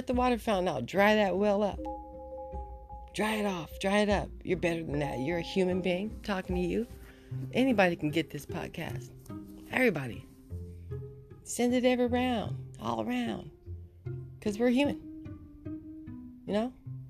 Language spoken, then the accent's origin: English; Inglewood, California, United States; also born or lived in Oxnard; Okay, I'm from Inglewood and Oxnard.